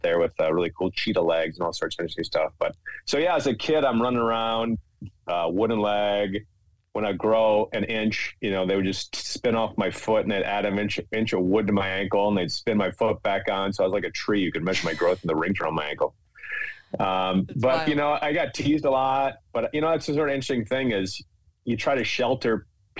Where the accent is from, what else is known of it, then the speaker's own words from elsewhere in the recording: Minnesota, United States; I grew up in Minnesota